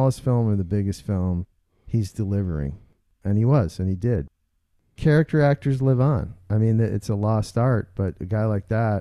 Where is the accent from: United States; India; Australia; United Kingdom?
United States; Chicago, Illinois; having grown up in Chicago, the shitty, grutty, fucking sludge